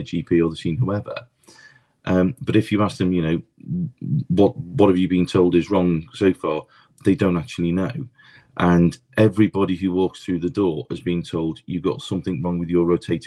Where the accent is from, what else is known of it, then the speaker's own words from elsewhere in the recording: Liverpool, North West England, United Kingdom; now in London, United Kingdom; Born and bred in Liverpool, came down to the Big Smoke in London